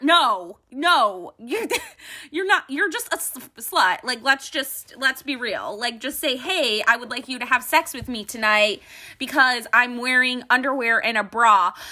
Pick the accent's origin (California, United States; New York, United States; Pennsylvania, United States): New York, United States; Buffalo; now in Texas, United States; I'm from Buffalo, New York, so I am an absolute chicken wing fucking freak, okay? We are the inventors of chicken wings